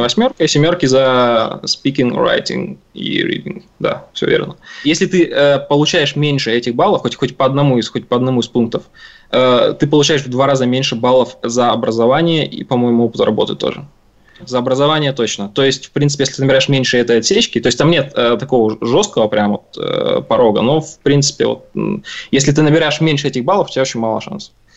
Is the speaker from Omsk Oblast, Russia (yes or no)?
yes; Omsk, Omsk Oblast, Russia; moved away as an adult; now in Canada; я родился и вырос в Омске